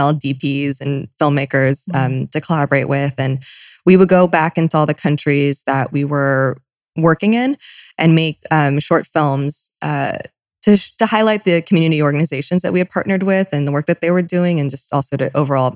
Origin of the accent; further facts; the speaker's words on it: Malibu, California, United States; also born or lived in New York; I'm born and raised in Malibu. My family did move to New York when I was a child, and we did live there for several years. And my family continued to work between New York and LA, but primarily raised here